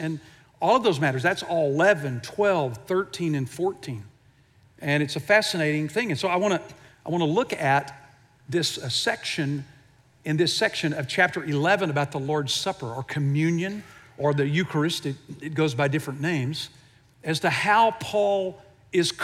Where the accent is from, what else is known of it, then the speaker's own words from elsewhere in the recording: Houston, Texas, United States; I grew up in Houston